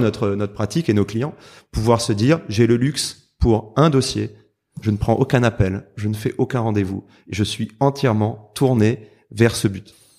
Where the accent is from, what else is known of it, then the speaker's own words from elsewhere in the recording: Marseille, Provence-Alpes-Côte d'Azur, France; je suis marseillais